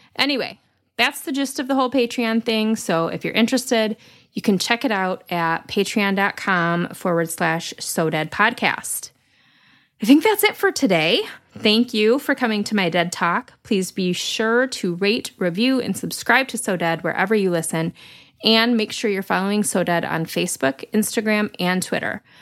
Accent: Lansing, Michigan, United States; I grew up in South Lansing

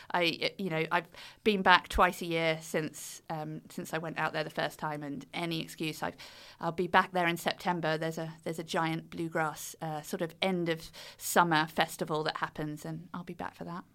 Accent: United Kingdom; accent: British; We're British

